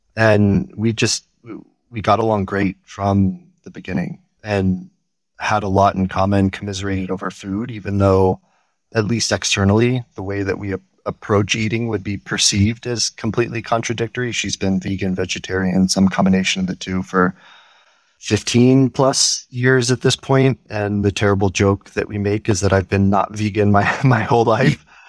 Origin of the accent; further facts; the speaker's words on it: Houston, Texas, United States; growing up in Houston